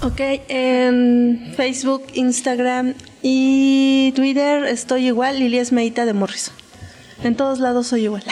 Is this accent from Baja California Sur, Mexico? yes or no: no; Mexico City, Mexico; del Distrito Federal, Delegación Coyoacán